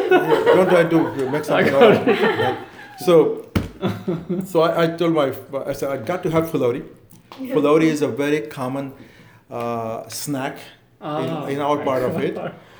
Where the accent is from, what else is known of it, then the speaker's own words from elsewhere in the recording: Varanasi, Uttar Pradesh, India; moved away as an adult; now in Dallas, United States; my hometown Banaras